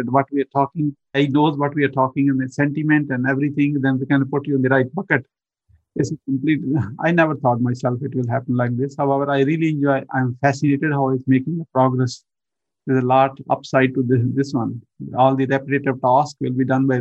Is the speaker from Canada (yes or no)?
no; Pakistan; moved away as an adult; now in Atlanta, United States; I was born in a remote village countryside in Pakistan